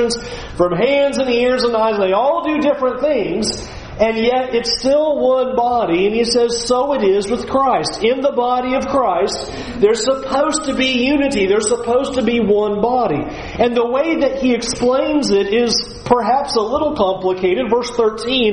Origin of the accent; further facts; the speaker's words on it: California, United States; moved away; I'm from California